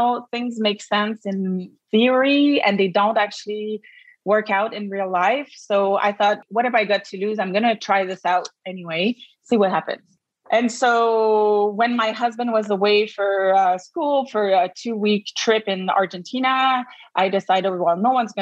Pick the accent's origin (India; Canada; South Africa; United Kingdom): Canada; Quebec; accent: Quebec; I practice in Quebec, as you can hear from my accent